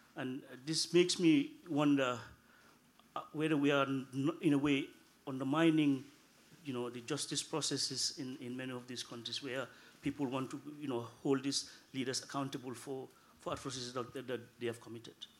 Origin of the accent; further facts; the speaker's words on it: Gambia; now in Norway; I'm originally from the Gambia, and I work as a policy advisor at the Norwegian Directorate of Integration and Diversity